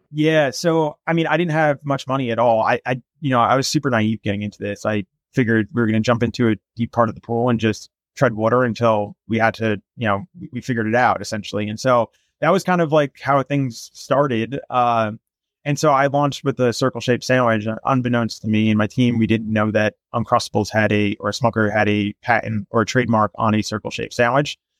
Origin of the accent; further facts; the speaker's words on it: Los Angeles, California, United States; I'm from Los Angeles, and I'm a digital marketer